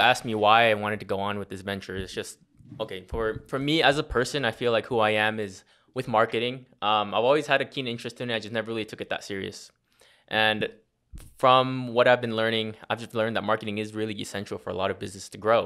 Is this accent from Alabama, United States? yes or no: no; Las Vegas, Nevada, United States; I was born and raised here in Vegas